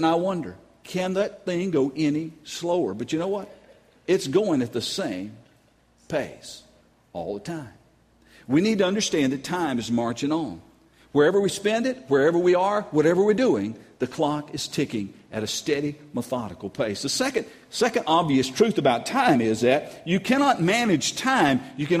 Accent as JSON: {"language": "English", "region": "North Carolina", "country": "United States", "moved": "yes", "lives_now": "Louisiana, United States", "said": "I'm from North Carolina"}